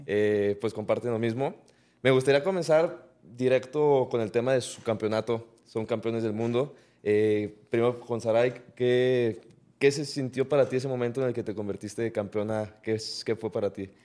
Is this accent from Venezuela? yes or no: no; Mexico; orgullosamente somos mexicanos los tres